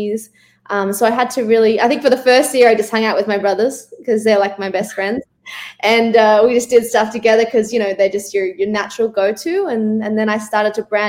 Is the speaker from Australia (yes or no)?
yes; Melbourne, Victoria, Australia; moved away as an adult; now in Los Angeles, United States; I'm from Melbourne, Australia. I've been living in Los Angeles for the last